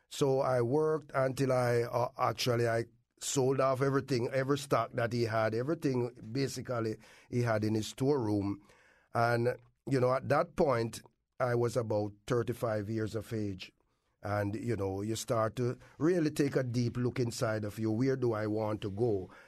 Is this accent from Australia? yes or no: no; Kingston, Jamaica; moved away as an adult; also born or lived in Clarendon, Jamaica; now in Windsor, Connecticut, United States; I was grown up in Kingston, from the country, grown up in Kingston